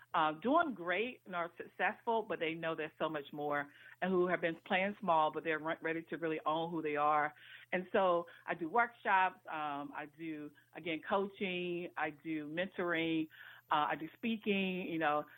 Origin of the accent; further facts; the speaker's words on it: North Carolina, United States; now in Washington, D.C., United States; I was born in Washington D.C., but I was actually raised in North Carolina. But I've been in the Washington D.C. area now for almost 30 years